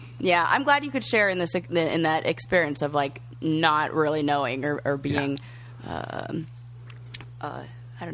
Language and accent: English; California, United States; moved away as an adult; I'm from California